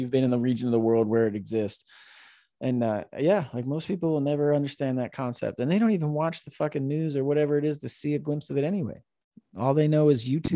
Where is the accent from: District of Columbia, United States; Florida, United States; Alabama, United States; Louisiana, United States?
Florida, United States; moved away as an adult; also born or lived in Roseville, California; now in Northern California, United States; I grew up in Florida